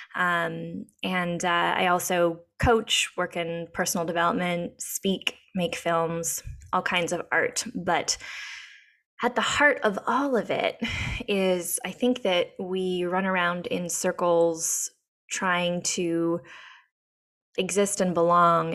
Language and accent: English; Whitehorse, Yukon, Canada; moved away as an adult; now in Encinitas, United States; I am from Canada. I was born in Whitehorse in the Yukon, and um, was raised by two moms